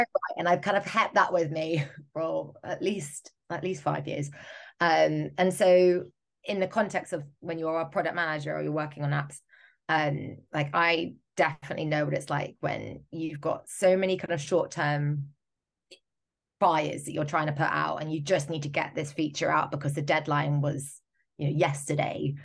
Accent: United Kingdom; I'm speaking as a Brit

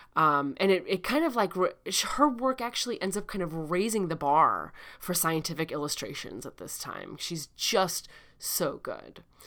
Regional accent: Chicago, Illinois, United States; accent: Chicago; that's my Chicago accent

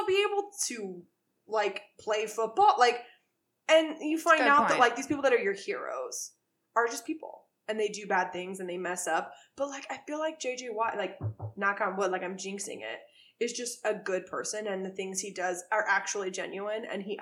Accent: Houston, Texas, United States; now in Chicago, United States; I'm from Houston

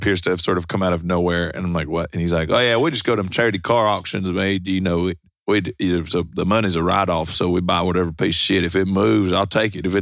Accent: Austin, Texas, United States; I grew up in Austin playing in a bunch of like punk rock and hardcore bands

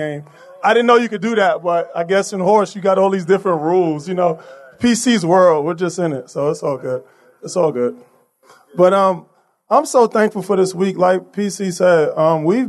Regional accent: New York City, New York, United States; I was born and raised in Brooklyn by my mother, grandmother, and my aunt

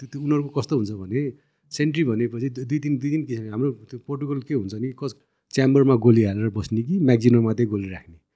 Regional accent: Dang, Lumbini Province, Nepal; अब दाङ मेरो घर पनि हो पुर्ख्यौली घर

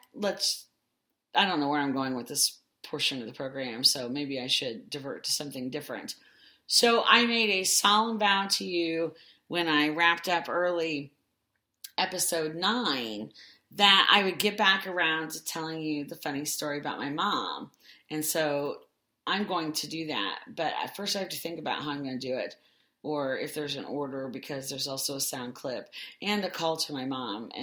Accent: Indiana, United States; we're from Indiana

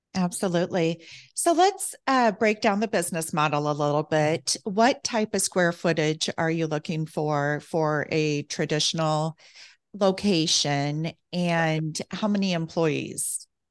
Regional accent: Midwest, United States; I'm from the Midwest also

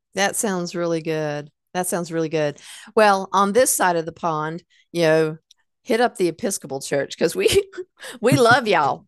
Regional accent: Hickory, North Carolina, United States; I grew up in Hickory

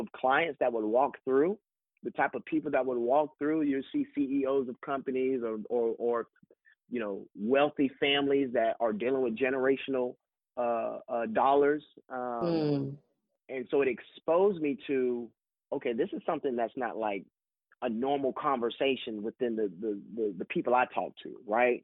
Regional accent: Florida, United States; moved away as an adult; now in Birmingham, United States; growing up in the U.S., growing up in Florida

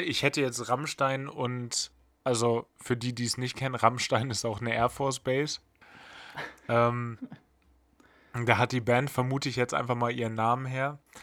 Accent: Bad Pyrmont, Lower Saxony, Germany; da wurde bei mir aus, aus Bad Pyrmont auch mal ganz schnell Hamburg

